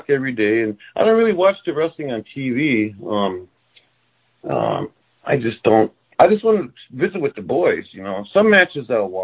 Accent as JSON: {"language": "English", "town": "Red Lake", "region": "Minnesota", "country": "United States", "tie": "born or raised there", "said": "I grew up in Red Lake, Minnesota, Indian reservation in northern Minnesota."}